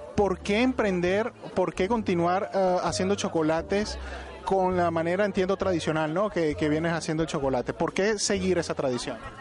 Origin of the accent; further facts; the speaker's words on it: Venezuela; now in Spain; vengo de un país de Venezuela